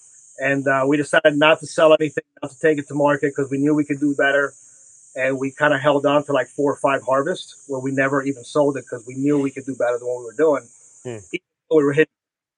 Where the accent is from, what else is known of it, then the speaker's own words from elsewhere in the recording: Oklahoma, United States; moved away; I grew up in Oklahoma